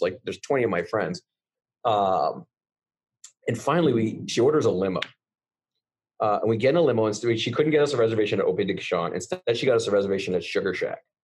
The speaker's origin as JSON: {"language": "English", "country": "Canada", "moved": "yes", "lives_now": "United States", "said": "I'm Canadian"}